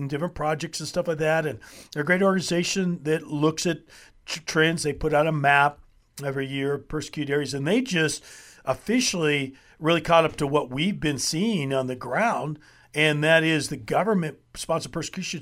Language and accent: English; United States; as American believers